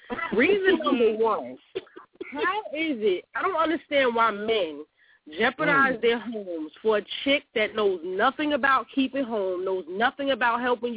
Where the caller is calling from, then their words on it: San Antonio, Texas, United States; I'm calling from San Antonio, Texas.